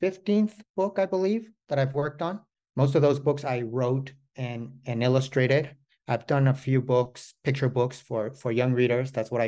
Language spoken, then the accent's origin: English; Mexico; moved away as an adult; also born or lived in New York City, United States; now in United States; I grew up in Mexico, but I have family in the United States and Mexico. And so I ended up going to college in New York City.